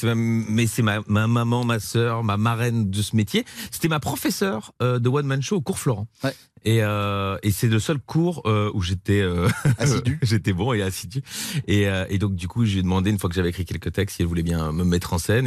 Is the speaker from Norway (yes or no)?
no; Belgium; now in France; je suis belge.